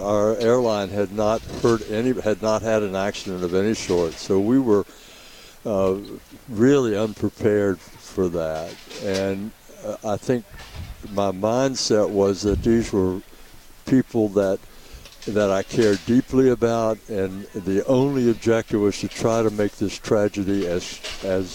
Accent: Charleston, West Virginia, United States; moved away; I grew up in West Virginia, in Charleston

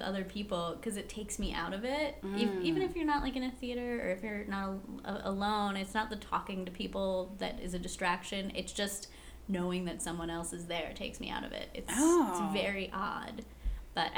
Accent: Philadelphia, Pennsylvania, United States; now in Madison, United States; I'm living in Madison now. I'm from Philadelphia.

